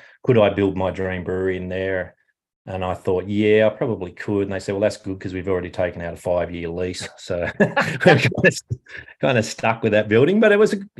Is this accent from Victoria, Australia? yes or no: no; New South Wales, Australia; moved away as an adult; also born or lived in Sunshine Coast, Queensland; now in Queensland, Australia; my home state of New South Wales